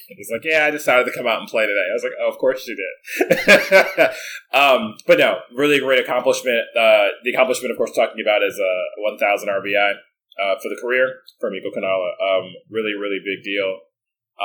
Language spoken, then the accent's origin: English; United States; as an American fan